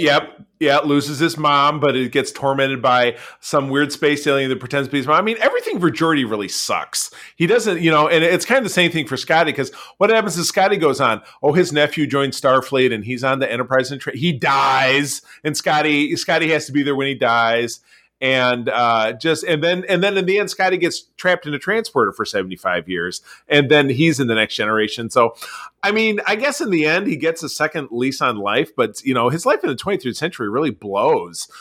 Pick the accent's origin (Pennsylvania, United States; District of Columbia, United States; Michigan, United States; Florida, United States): Michigan, United States; Detroit; in my hometown, uh, of Detroit, Michigan